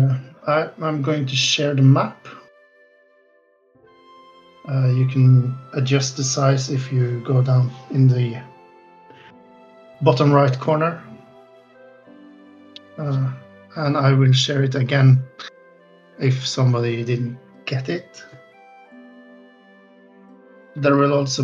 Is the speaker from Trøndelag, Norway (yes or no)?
yes; Trondheim, Trøndelag, Norway; It's a borough in my hometown